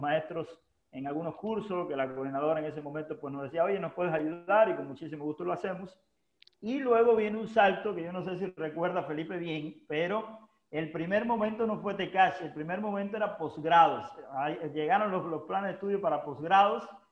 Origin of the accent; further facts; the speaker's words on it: Holguín, Cuba; moved away as an adult; haber llegado de Cuba, que es mi tierra natal